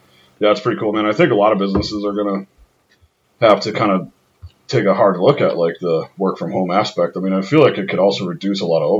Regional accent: New York, United States; moved away as an adult; now in Utah, United States; I'm a New Yorker too. Like, that's, you know, that's where I grew up.

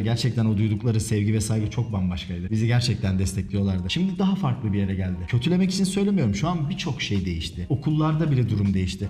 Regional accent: Ankara, Turkey; ben Ankaralıyım. Ben Ankara'da doğdum büyüdüm.

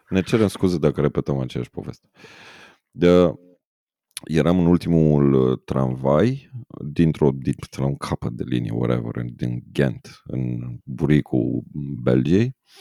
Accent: Romania; ca români

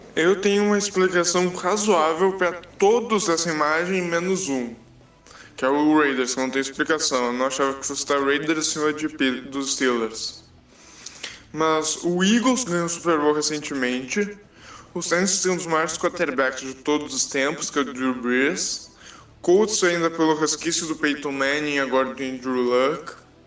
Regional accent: Porto Alegre, Rio Grande do Sul, Brazil; sou de Porto Alegre

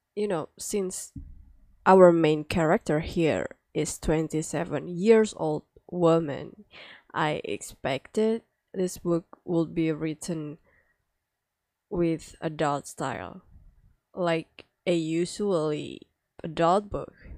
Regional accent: Indonesia; English is a second language; I'm from Indonesia

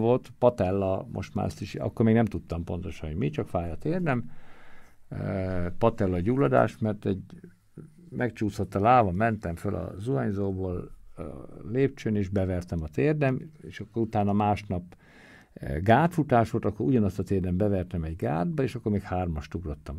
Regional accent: Tiszaföldvár, Jász-Nagykun-Szolnok, Hungary; ahogy én nőttem föl, ő velem úgy az udvaron mindig passzolgatott, dobálózott, egyik nagyon jó barátja, Felföldi Gábor volt a testnevelő tanárom, és nálunk a faluban

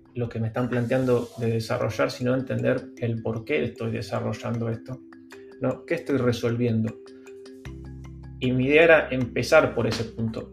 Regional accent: Lanús, Buenos Aires Province, Argentina; moved away as an adult; also born or lived in San Telmo, Buenos Aires / Almagro, Buenos Aires; now in Buenos Aires, Argentina; yo soy de Lanús, o sea, de zona sur, después viví un tiempo en San Telmo, Capital y ahora en Almagro

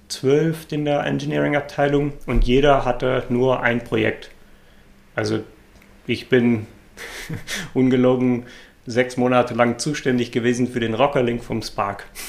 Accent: Netherlands; German is a second language; moved away as an adult; now in Germany; ich äh, bin gebürtiger Holländer

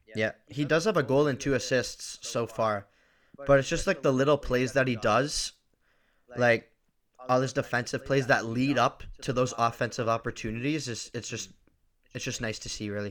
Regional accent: Markham, Ontario, Canada; I am from Markham, Ontario.

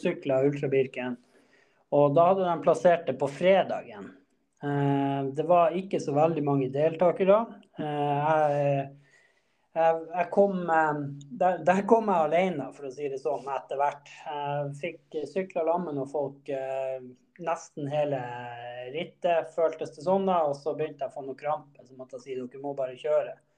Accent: Båtsfjord, Finnmark, Norway; now in Trondheim, Norway; jeg kommer fra Båtsfjord i, i Øst-Finnmark

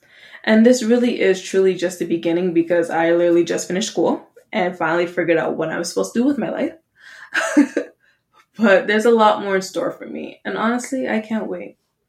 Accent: Canada; Yes, we are Canadian, so it's .ca, not .com, mostly because .com was taken, but that's okay.

